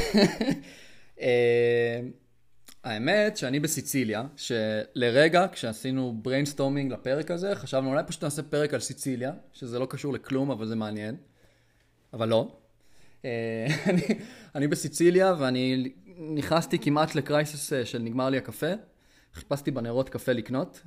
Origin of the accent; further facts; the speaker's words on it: Israel; אני ארץ ישראלי